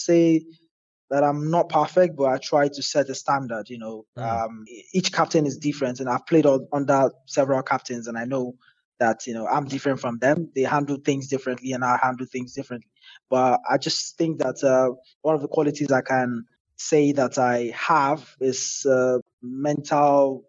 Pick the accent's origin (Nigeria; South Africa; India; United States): Nigeria; as a Nigerian